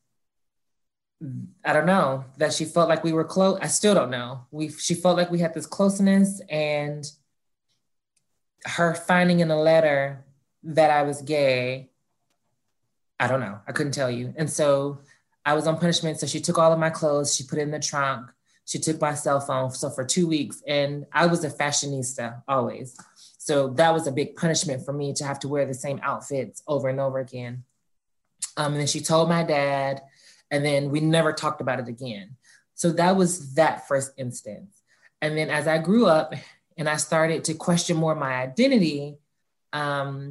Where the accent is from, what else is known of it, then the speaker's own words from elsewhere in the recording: Atlanta, Georgia, United States; Born and raised in Atlanta, like I stated, Atlanta native, the oldest of four